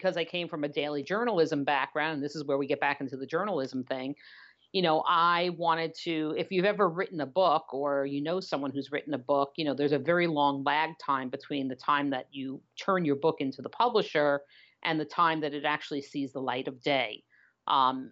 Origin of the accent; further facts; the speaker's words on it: New York City, New York, United States; moved away as an adult; also born or lived in Waltham, Massachusetts; now in Los Angeles, United States; I am Brooklyn born and bred